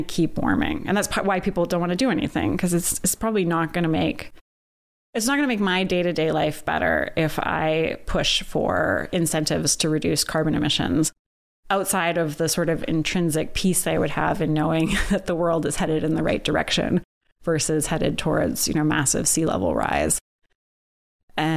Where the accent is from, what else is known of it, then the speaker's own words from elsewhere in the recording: United States; now in Canada; I'm an American